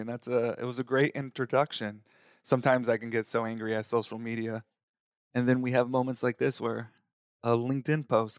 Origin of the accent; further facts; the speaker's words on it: Texas, United States; I remember when I was 7 years old, growing up in Texas, I was playing in the community all-star flag football championship.